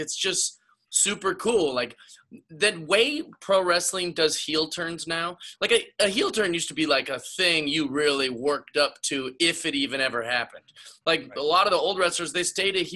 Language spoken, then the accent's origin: English; Seattle, Washington, United States; I grew up in Seattle, Washington